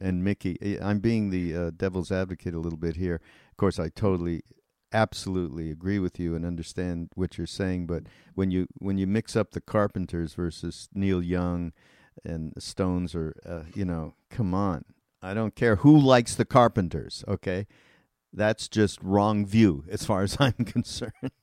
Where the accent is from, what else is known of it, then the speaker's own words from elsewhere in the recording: Canada; I'm Canadian